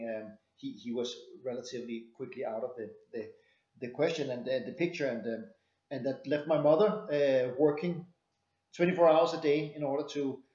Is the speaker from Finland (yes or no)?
no; Denmark; I found myself growing up in Denmark